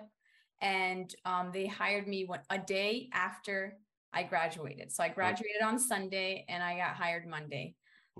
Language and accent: English; Brazil; now in United States; I come from Brazil, from a rural region where teachers are not valued that much